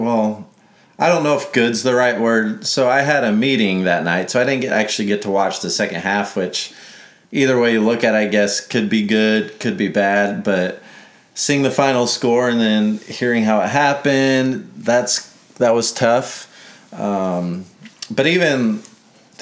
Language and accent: English; Biloxi, Mississippi, United States; I was born in Mississippi